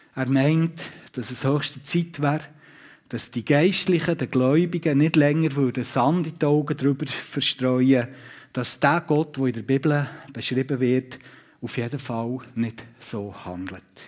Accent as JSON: {"language": "German", "country": "Switzerland", "said": "hier bei uns in der Schweiz"}